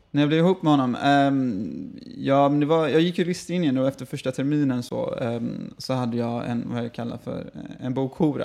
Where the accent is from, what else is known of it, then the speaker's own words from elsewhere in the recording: Gothenburg, Västra Götaland, Sweden; also born or lived in Falkenberg; född och uppvuxen i Göteborg